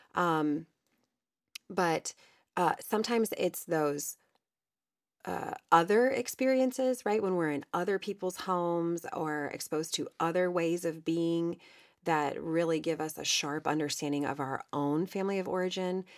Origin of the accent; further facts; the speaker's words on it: Ohio, United States; I was raised in Ohio